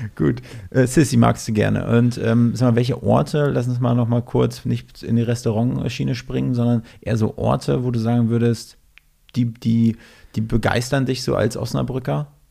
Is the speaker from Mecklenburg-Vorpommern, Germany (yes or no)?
yes; Mecklenburg-Vorpommern, Germany; moved away as an adult; now in Berlin, Germany; Ich komme ursprünglich aus Mecklenburg-Vorpommern